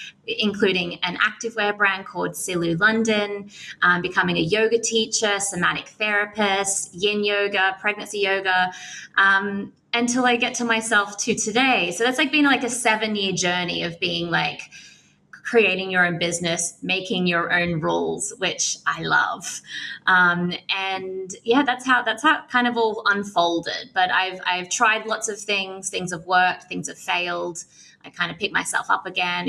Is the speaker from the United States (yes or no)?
no; Australia; moved away; I'm an Australian girl that loves to travel